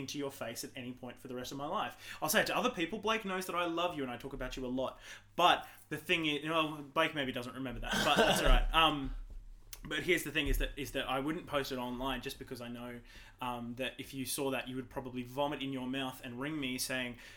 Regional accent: Toowoomba, Queensland, Australia; I'm born and bred in Toowoomba.

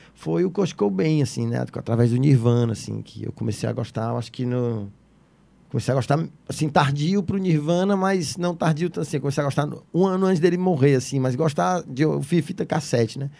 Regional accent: Fortaleza, Ceará, Brazil; also born or lived in São Paulo; eu nasci em Messejana, morei em cidades funcionários, morei muito tempo em vários lugares da Messejana, fui para São Paulo, voltei para Fortaleza

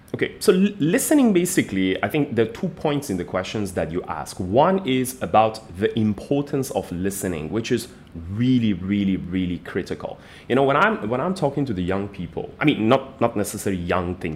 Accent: Iran; moved away as an adult; now in Malaysia; I'm originally from Iran, but I've been in Malaysia for the last like 15 years

